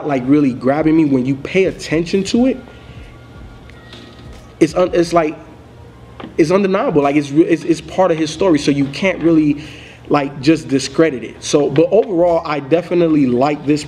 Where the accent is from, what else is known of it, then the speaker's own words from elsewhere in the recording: Miami, Florida, United States; me growing up in Miami